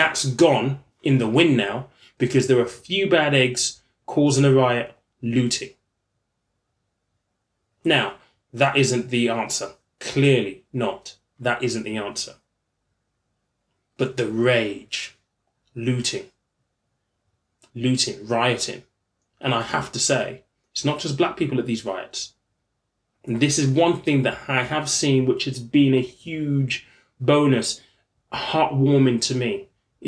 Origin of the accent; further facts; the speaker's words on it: East Sussex, South East England, United Kingdom; I grew up in East Sussex.